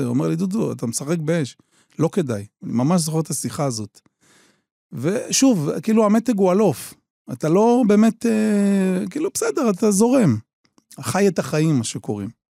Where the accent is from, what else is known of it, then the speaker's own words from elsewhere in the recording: Kiryat Shmona, Northern District, Israel; אני גר בקריית שמונה, נולדתי בקריית שמונה